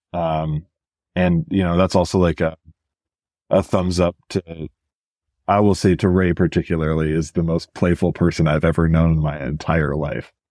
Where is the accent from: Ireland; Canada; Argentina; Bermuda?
Canada; Edmonton, Alberta; moved away; also born or lived in Greater Toronto Area; I grew up in Edmonton